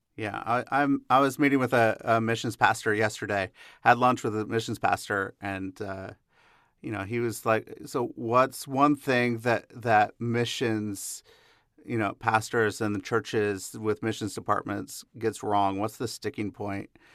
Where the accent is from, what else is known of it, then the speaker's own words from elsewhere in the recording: Seattle, Washington, United States; I grew up in the Seattle area.